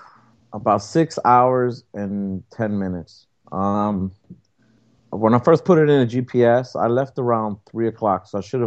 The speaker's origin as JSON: {"language": "English", "town": "New York City", "region": "New York", "country": "United States", "tie": "born or raised there", "moved": "yes", "lives_now": "New Jersey, United States", "said": "I'm a city boy. I was born and raised in Brooklyn, New York, you know, and when I first moved out of New York, I ended up moving to a smaller city, and then from there, I ended up coming back to Jersey, which is a bigger city."}